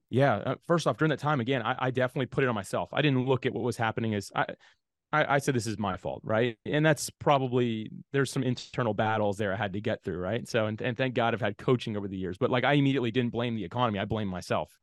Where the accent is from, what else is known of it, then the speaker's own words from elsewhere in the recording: Jacksonville, Florida, United States; I grew up in Jacksonville, Florida, and that's actually still where I live today